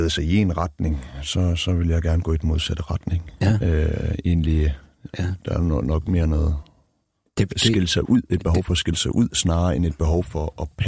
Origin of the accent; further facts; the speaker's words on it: Denmark; Nej, overhovedet ikke. Jeg betragter mig selv som dansk.